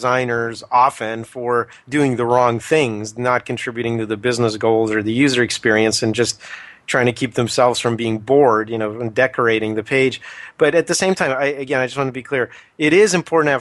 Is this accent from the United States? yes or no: yes; United States; us Americans